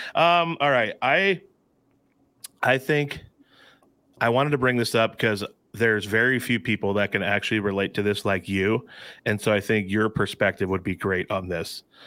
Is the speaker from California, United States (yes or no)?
no; Alta, Iowa, United States; twenty-five miles from my hometown in Elta, where I'm sitting right now